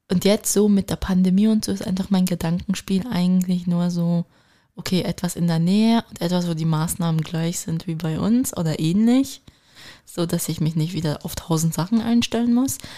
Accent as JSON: {"language": "German", "country": "Turkey", "said": "da kann ich nur als Türkin ergänzen"}